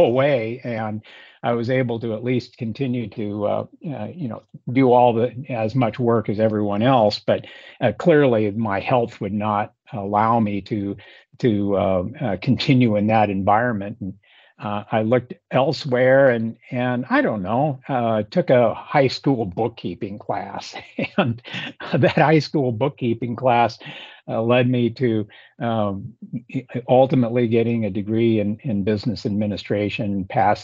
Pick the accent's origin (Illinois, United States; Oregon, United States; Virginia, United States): Oregon, United States; Hillsboro; moved away as an adult; also born or lived in Eugene, Oregon / Eastern Washington; I grew up, Paul, west of Portland, graduated from Hillsborough High School in the Willamette Valley